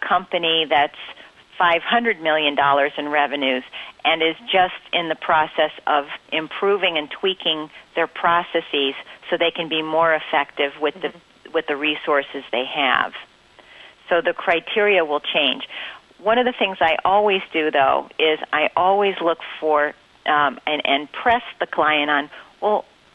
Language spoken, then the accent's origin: English; Winsted, Connecticut, United States; I grew up in Connecticut